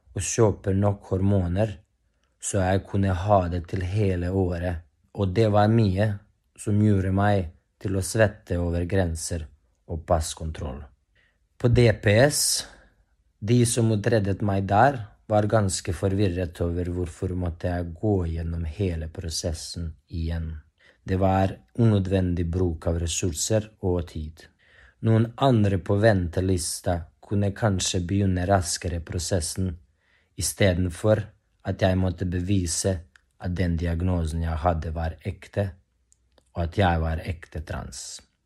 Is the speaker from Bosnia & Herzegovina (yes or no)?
yes; Bosnia & Herzegovina; moved away as an adult; now in Norway; Jeg kommer fra Bosnia-Hercegovina, men jeg har bodd her i Norge i syv år nå